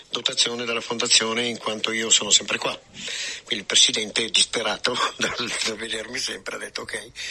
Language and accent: Italian; Milan, Lombardy, Italy